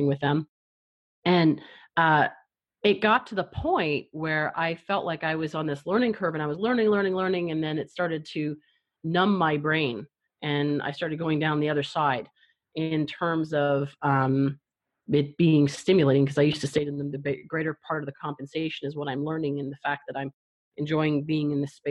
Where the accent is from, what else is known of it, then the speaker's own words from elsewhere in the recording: Canada; moved away; also born or lived in Toronto; I'm from Canada, so that was back in Toronto